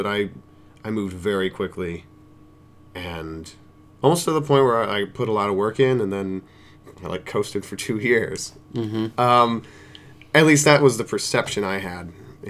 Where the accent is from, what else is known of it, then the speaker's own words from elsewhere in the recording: Silver Creek, New York, United States; now in Philadelphia, United States; I'm originally from a village of Silver Creek in New York State, which is about 40 miles south of Buffalo.